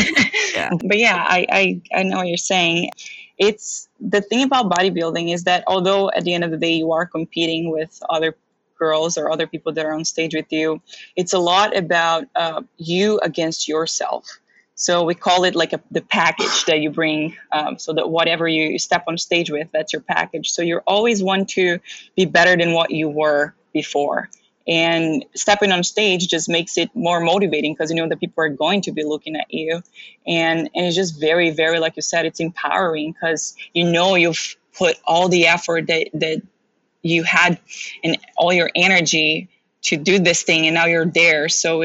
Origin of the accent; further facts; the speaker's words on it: Brazil; also born or lived in Daytona Beach, United States / Philadelphia, United States; now in United States; So I moved from super hot weather from Brazil to super hot weather to Daytona Beach to Philadelphia, where, you know, it snows and there's shoveling involved in all of that.